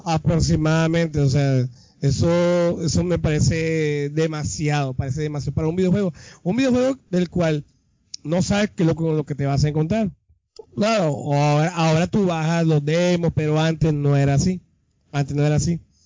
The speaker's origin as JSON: {"language": "Spanish", "country": "Colombia", "said": "Nosotros venimos de Colombia"}